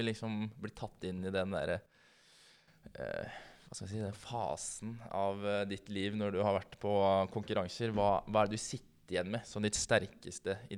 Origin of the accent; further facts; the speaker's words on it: Norway; Ja, vi er nordmenn.